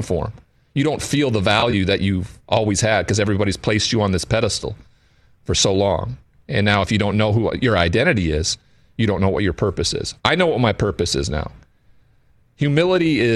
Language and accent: English; Montana, United States; I grew up in Montana in a cowboy culture where there wasn't anybody that showed vulnerability.